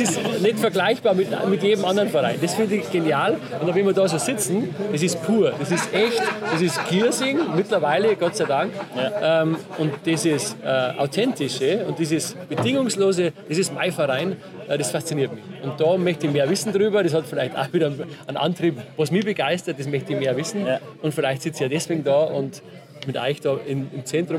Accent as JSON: {"language": "German", "region": "Bavaria", "country": "Germany", "said": "Und aus einem kleinen Bauerndorf, Wertach heißt"}